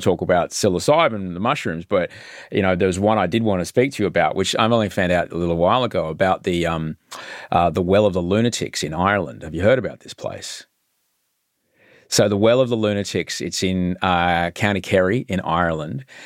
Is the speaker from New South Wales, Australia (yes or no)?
no; Brisbane, Queensland, Australia; where I was growing up in Brisbane